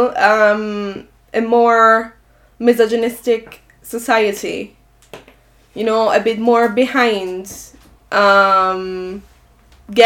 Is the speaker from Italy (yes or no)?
yes; Italy; now in Ireland